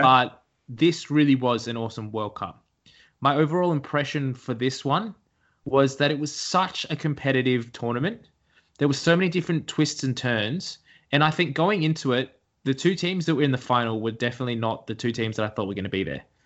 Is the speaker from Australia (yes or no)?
yes; Australia; we're Aussies.